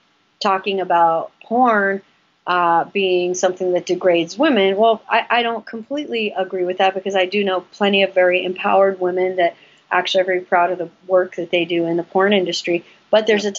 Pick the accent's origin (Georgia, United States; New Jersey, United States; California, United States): California, United States; West Hollywood; we grew up in West Hollywood